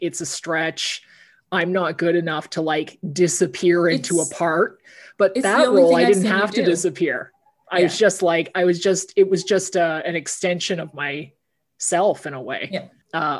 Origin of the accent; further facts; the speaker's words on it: Cambridge, Ontario, Canada; my hometown of Cambridge, Ontario